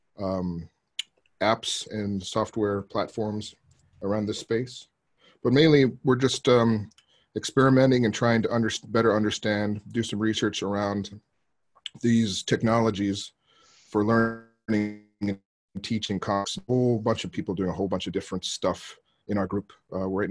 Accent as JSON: {"language": "English", "region": "Arizona", "country": "United States", "tie": "born or raised there", "moved": "as an adult", "lives_now": "Japan", "said": "I'm originally from the States. I grew up in Arizona and been in Japan for about 15 years"}